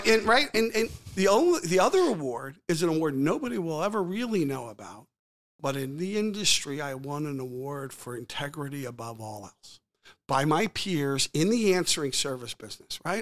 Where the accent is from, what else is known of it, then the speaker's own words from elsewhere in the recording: Old Bridge, New Jersey, United States; moved away; also born or lived in Philadelphia; I was born in Old Bridge, New Jersey